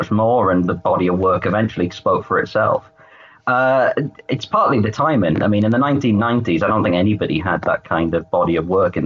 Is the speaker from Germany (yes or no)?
no; United Kingdom